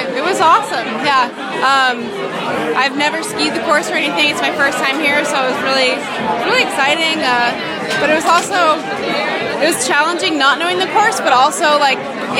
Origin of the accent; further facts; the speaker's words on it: Australia; now in Albuquerque, United States; The race was awesome. I'm from Australia originally, but I actually live in Albuquerque.